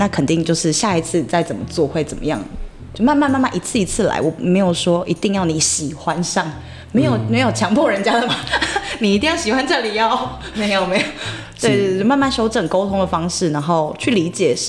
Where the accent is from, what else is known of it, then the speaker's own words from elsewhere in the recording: Taitung County, Taiwan; 我我小时候是在台东长大嘛，那你一直有都有在接收阿美族文化，就是爸爸这边的文化传承的部分